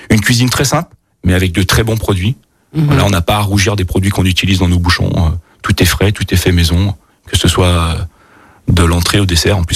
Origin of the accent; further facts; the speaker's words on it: Bourgogne-Franche-Comté, France; born there; Donc moi, effectivement, je suis né en Bourgogne